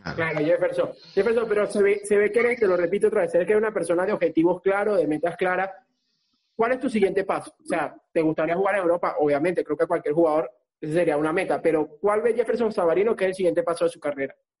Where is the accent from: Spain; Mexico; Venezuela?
Venezuela; nosotros, claro, somos venezolanos